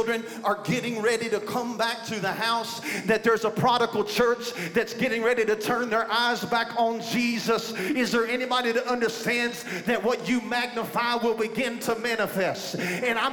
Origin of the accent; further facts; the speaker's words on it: Beaver Dam, Kentucky, United States; I'm from Beaver Dam, Kentucky